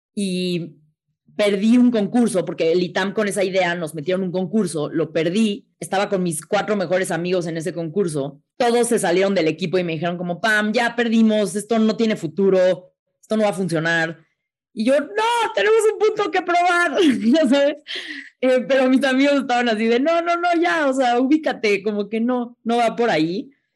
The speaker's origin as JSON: {"language": "Spanish", "country": "Mexico", "said": "está muy difícil como mexicana llegar a ser astronauta"}